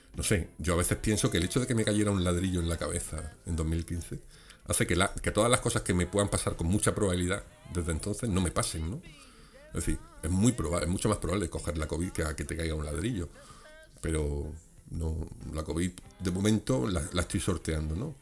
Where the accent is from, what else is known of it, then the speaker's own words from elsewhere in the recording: Granada, Andalusia, Spain; A pesar de ser de aquí de mi tierra